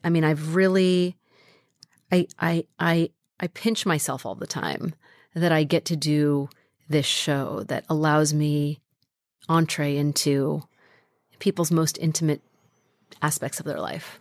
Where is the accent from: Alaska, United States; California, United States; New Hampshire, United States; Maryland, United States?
California, United States; Carmichael; also born or lived in Sacramento, California; I grew up in a, in a little town called Carmichael, California